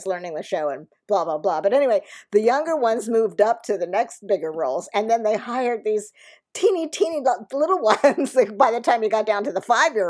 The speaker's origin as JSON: {"language": "English", "town": "Philadelphia", "region": "Pennsylvania", "country": "United States", "tie": "born or raised there", "moved": "yes", "said": "I'm joining the show in Philadelphia, which is great, my hometown"}